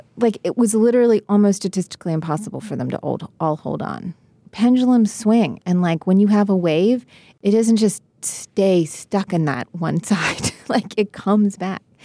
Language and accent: English; West Virginia, United States; I'm from West Virginia